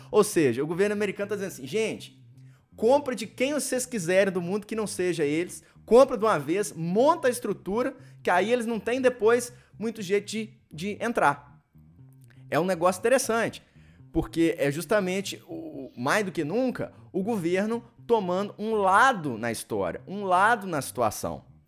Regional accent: Brazil; now in United States; a gente, enquanto brasileiro

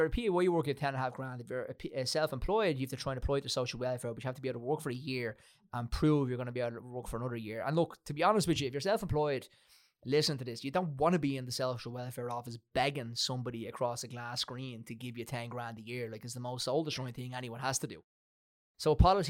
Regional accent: Ireland; We're growing up in Ireland

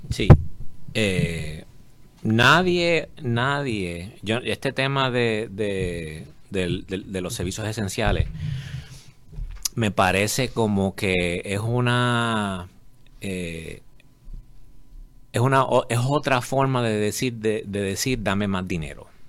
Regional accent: Puerto Rico; yo soy de Puerto Rico y soy hombre de negocios aquí

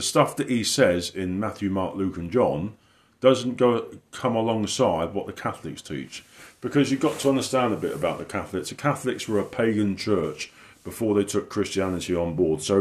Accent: the south of England, United Kingdom; moved away; I've been away in my hometown down the south of England

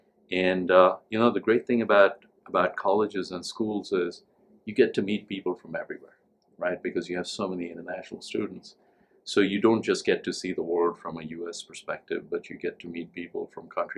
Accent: India; moved away as an adult; also born or lived in Delhi, India / Tennessee, United States; now in United States; I grew up in India

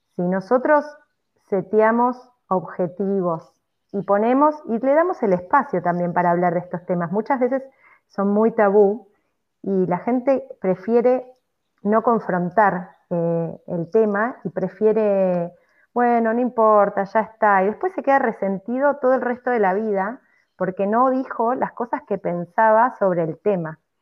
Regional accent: Argentina; moved away; la sociedad católica en la que, en la que, fuimos criados eh, en Argentina

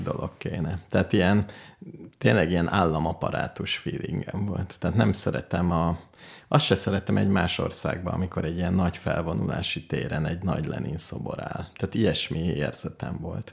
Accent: Hungary; magyar vagyok

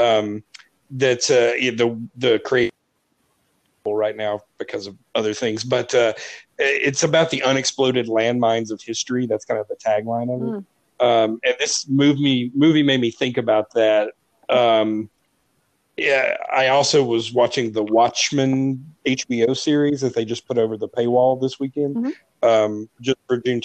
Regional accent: South Carolina, United States; I was in the South Carolina educational system, public educational system

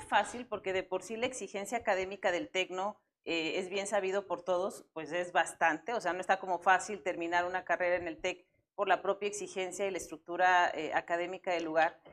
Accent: Guanajuato, Mexico; quienes somos de Guanajuato

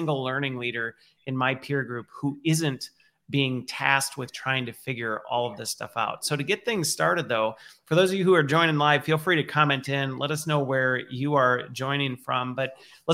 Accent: Minnesota, United States; I grew up in Minnesota, which is close to the Canadian border

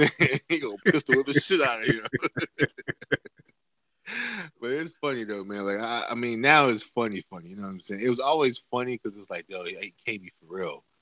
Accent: Los Angeles, California, United States; I am from Los Angeles.

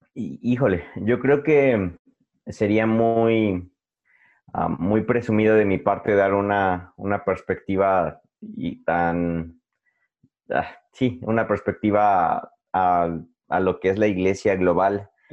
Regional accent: Puebla, Mexico; soy de Puebla

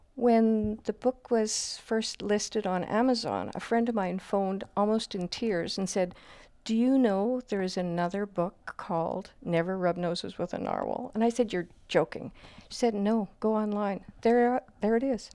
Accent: Canada; growing up in Manitoba or Saskatchewan

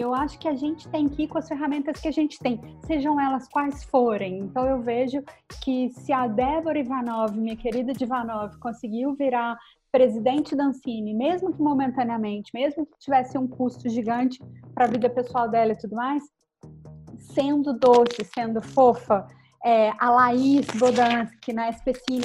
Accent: Brazil; Sou brasileira

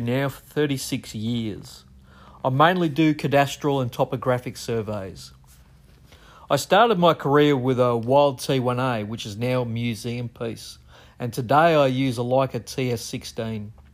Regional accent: Melbourne, Victoria, Australia; I'm a surveyor from Melbourne, Australia.

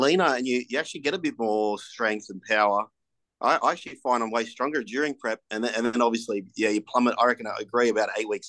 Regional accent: Sydney, New South Wales, Australia; I'm just from Sydney.

